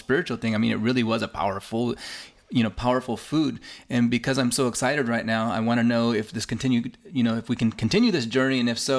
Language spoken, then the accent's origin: English; Northern California, United States; living here in Northern California all my life, but I come from the Hiaki people, or more popularly known, the Yaqui people of the Sonora Desert right next to the coast.